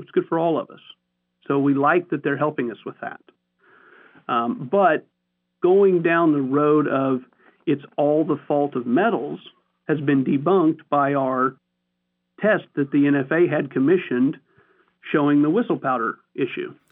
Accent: Missouri, United States; I'm from Missouri.

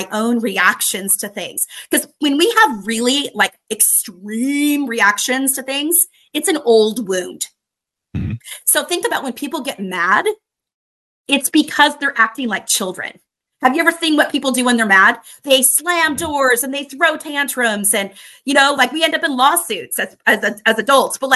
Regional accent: Spokane, Washington, United States; my hometown in Spokane, Washington

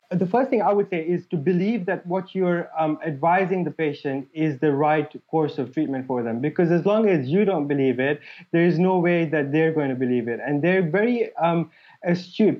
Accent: Mombasa, Mombasa County, Kenya; moved away as an adult; also born or lived in Liverpool; now in United Kingdom; the place where I grew up in Mombasa

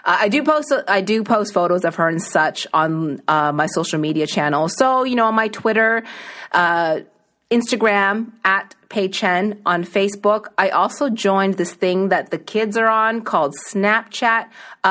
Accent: East Coast, Canada; moved away; I grew up on the East Coast

